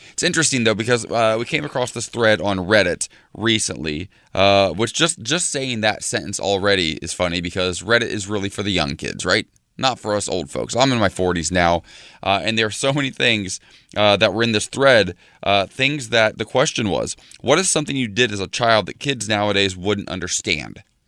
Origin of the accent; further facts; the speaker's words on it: Salina, Ohio, United States; moved away; my hometown back in Salina, Ohio